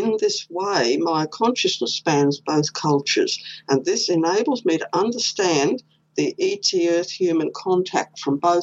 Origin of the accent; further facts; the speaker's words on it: Queensland, Australia; I was born here in Queensland